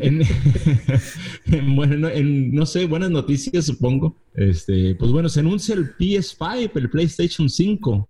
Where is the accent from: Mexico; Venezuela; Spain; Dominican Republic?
Mexico; como mexicano podemos entender